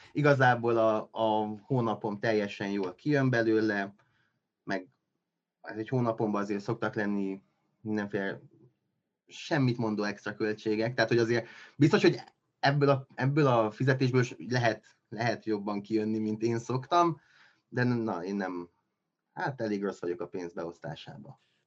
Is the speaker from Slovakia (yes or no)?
no; Miercurea Ciuc, Harghita County, Romania; moved away as an adult; now in Cluj-Napoca, Romania; én Kolozsváron élek most már, hát lassan tíz éve, ez a tizedik éve. Mm, Románián belül vagy itt lennék, vagy Csíkszeredába, ugye ott születtem